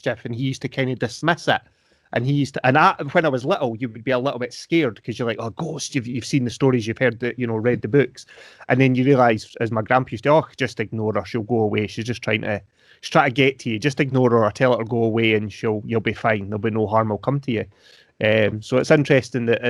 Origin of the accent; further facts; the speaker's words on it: Brodick, Scotland, United Kingdom; I grew up in Brodick Castle, a castle over on the Isle of Arran.